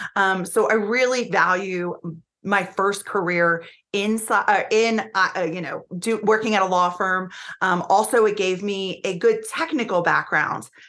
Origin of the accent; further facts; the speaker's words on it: Florida, United States; the state of Florida, which is my home state